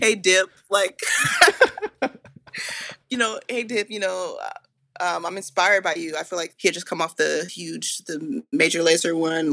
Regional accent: Marietta, Georgia, United States; I grew up in North Atlanta, like, a town called Marietta

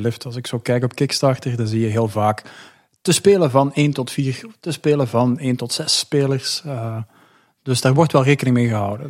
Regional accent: Belgium; ik kom uit België

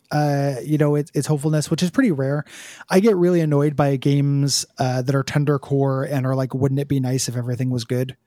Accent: United States; I was born in America

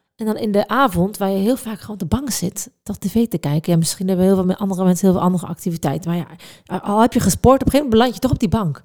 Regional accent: Netherlands; ik ben echt een Hollander

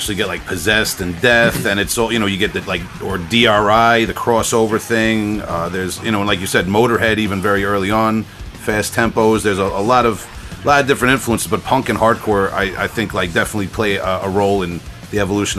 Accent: Long Island, New York, United States; I'm from Long Island. About an hour east of New York City, so it wasn't always easy to get to the death metal shows.

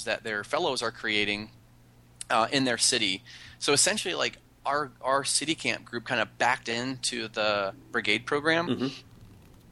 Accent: Outer Banks, North Carolina, United States; I grew up on the Outer Banks of North Carolina

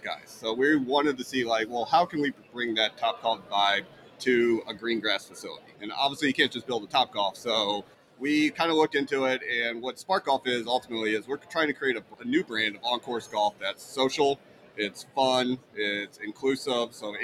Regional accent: St. Louis, Missouri, United States; now in Orlando, United States; I grew up in St. Louis, Missouri

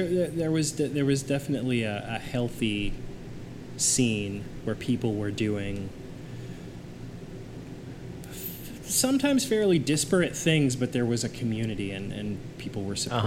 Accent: Kansas City, Missouri, United States; moved away; also born or lived in Chicago; I grew up in Kansas City, Missouri

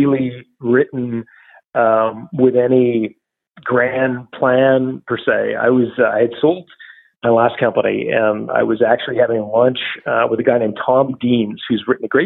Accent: Toronto, Ontario, Canada; also born or lived in Sudbury; my hometown of Toronto

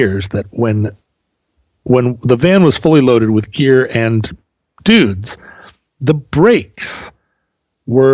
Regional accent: Alaska, United States; accent: Pacific Northwest American English; growing up in Alaska

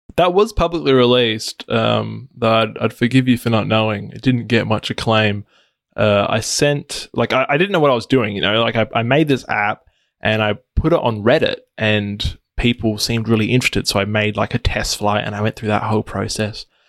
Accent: Adelaide, South Australia, Australia; So I'm from Adelaide, Australia, which is a It's a capital city in the, uh, state of South Australia

